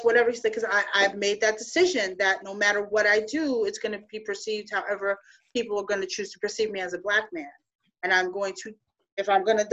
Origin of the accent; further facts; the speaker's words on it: New York City, New York, United States; moved away; also born or lived in Florida; I grew up in New York City at the time. Mm-hmm. I'm Puerto Rican, but I'm Afro-Latinx